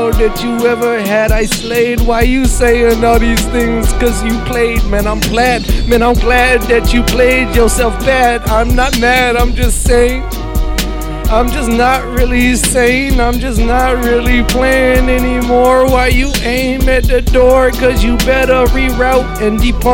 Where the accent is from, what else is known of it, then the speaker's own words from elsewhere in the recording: Massachusetts, United States; I'm from Massachusetts, and you know my kind, we're massholes.